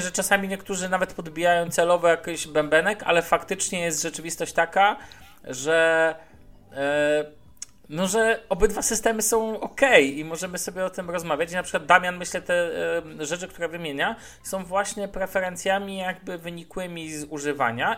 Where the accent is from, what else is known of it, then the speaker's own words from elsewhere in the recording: Szczecin, West Pomeranian Voivodeship, Poland; now in Warsaw, Poland; ja pochodzę ze Szczecina